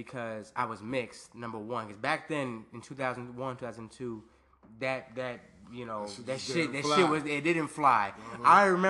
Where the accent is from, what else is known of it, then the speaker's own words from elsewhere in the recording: Virginia, United States; also born or lived in Germany; I'm Black and Puerto Rican. I grew up in Virginia. I'm a military brat. I was actually born in Germany.